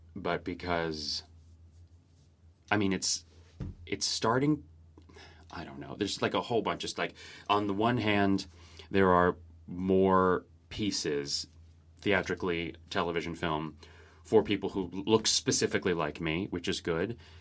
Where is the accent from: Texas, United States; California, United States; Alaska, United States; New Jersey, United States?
California, United States; Orange County; born or raised there; now in New York City, United States